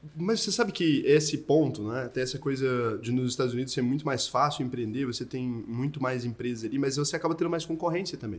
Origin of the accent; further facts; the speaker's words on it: Goiânia, Goiás, Brazil; now in São Paulo, Brazil; Eu sou de Goiânia